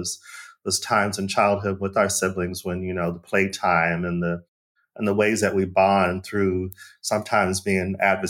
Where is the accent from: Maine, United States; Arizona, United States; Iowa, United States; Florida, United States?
Arizona, United States; now in Cape Town, South Africa; I'm from Arizona, we moved around in the city and the state and then sometimes outside of the state.